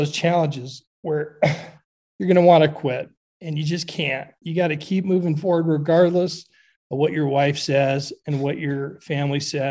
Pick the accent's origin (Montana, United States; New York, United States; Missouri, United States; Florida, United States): Montana, United States; now in Idaho, United States; I grew up in Montana, but I live in Idaho now.